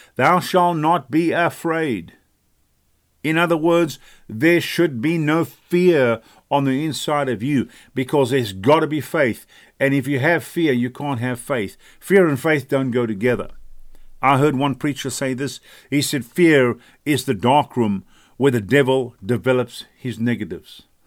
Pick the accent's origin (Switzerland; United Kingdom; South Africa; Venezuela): South Africa; now in United States; we come from South Africa. God brought us from South Africa, brought us to America